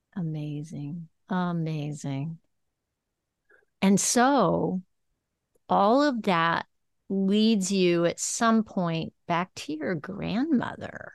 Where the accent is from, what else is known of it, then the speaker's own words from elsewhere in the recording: West Texas, United States; I grew up in West Texas